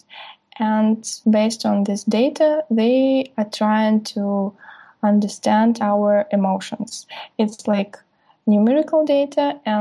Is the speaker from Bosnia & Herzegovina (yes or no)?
no; Russia; I'm from Russia, from Siberian State Aerospace University